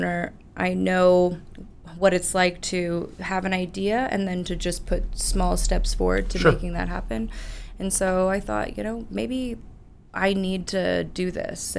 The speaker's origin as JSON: {"language": "English", "town": "Keller", "region": "Texas", "country": "United States", "tie": "born or raised there", "said": "I was born and raised in Keller"}